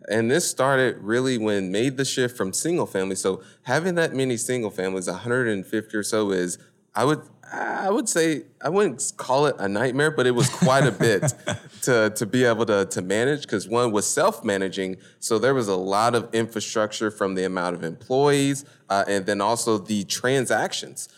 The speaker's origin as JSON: {"language": "English", "town": "Indianapolis", "region": "Indiana", "country": "United States", "tie": "born or raised there", "moved": "as an adult", "lives_now": "Houston, United States", "said": "born and raised in Indianapolis, Indiana"}